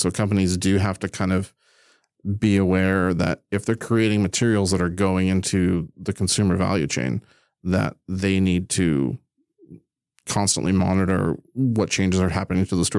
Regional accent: Prince Edward Island, Canada; I grew up on Prince Edward Island.

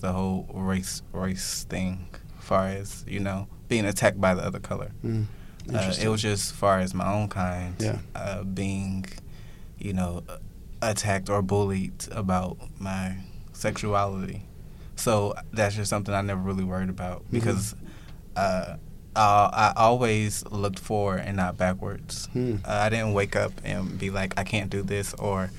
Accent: Georgia, United States; now in New York City, United States; I grew up in Georgia. So Georgia is like a southern state

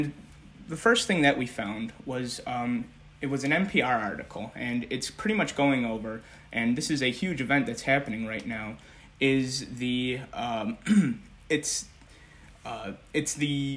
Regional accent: Chicago, Illinois, United States; moved away as an adult; now in Washington, D.C., United States; I am from Chicago, Illinois

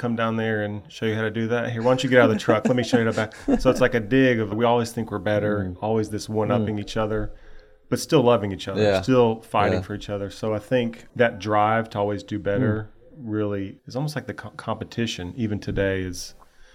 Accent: Knoxville, Tennessee, United States; I grew up in Knoxville, Tennessee, born and raised.

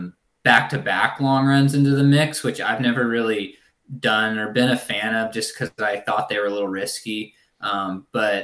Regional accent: Southern Oregon, United States; moved away as an adult; also born or lived in Ashland, Oregon; now in Sacramento, United States; a community college back in my hometown in Southern Oregon

